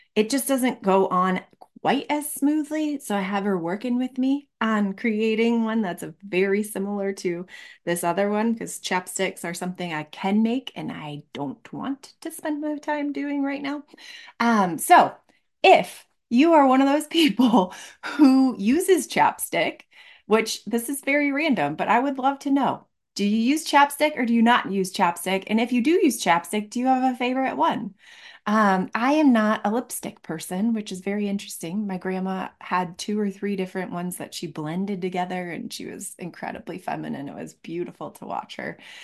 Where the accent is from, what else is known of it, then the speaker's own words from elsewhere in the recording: Michigan, United States; now in Colorado, United States; I live in Colorado. I grew up in Michigan